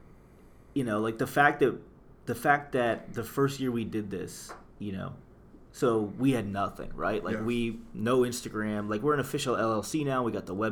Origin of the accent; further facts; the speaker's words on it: Youngstown, Ohio, United States; moved away as an adult; also born or lived in Cleveland; now in Detroit, United States; I grew up in Youngstown